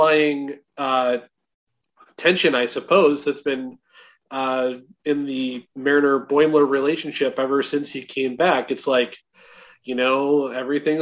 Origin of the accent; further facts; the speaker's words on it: Chicago, Illinois, United States; growing up in the Chicago area